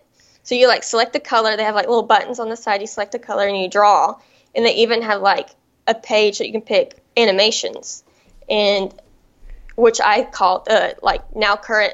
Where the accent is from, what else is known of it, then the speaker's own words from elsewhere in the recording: Johnson City, Tennessee, United States; moved away as an adult; now in Charleston, United States; I'm not originally from Charleston. I'm actually from East Tennessee, good old Johnson City, Tennessee. And I lived there for 25 years